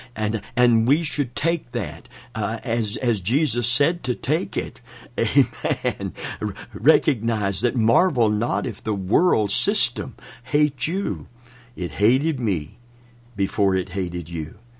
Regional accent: Kentucky, United States; I'm from Kentucky.

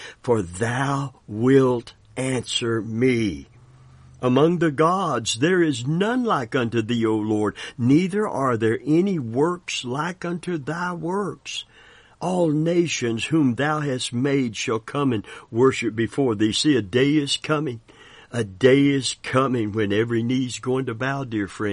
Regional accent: Kentucky, United States; we're from Kentucky

